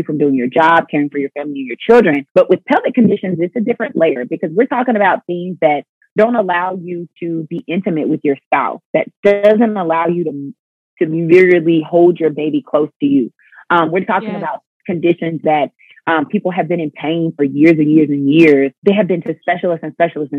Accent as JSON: {"language": "English", "town": "Pensacola", "region": "Florida", "country": "United States", "tie": "born or raised there", "moved": "as an adult", "said": "I started to have a passion for my hometown"}